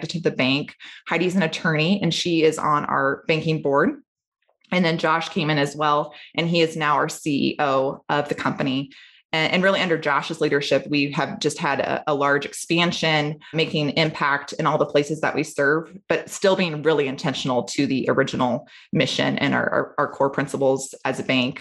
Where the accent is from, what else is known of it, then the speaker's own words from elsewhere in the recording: Treynor, Iowa, United States; I grew up in Trainer.